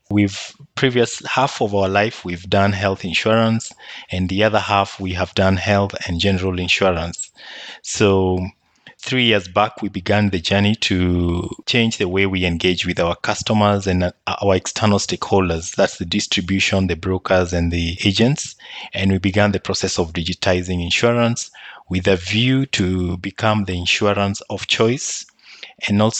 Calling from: Nairobi, Kenya; So I'm joining you from Nairobi, the capital city in Kenya.

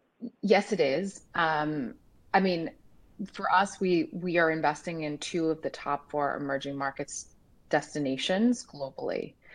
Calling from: Dallas, Texas, United States; I am dialing from Dallas, Texas.

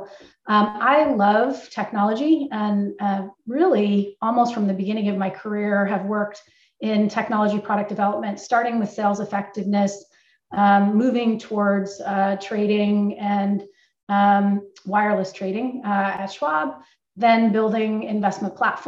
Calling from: Northern California, United States; also born or lived in Montclair, New Jersey; I am calling in from Northern California. AssetMark's headquartered in Concord, California, and I live about 20 minutes away.

